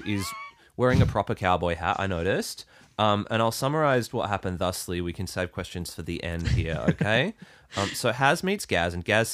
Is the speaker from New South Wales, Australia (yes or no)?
yes; Ballina, New South Wales, Australia; I'm from Ballina, New South Wales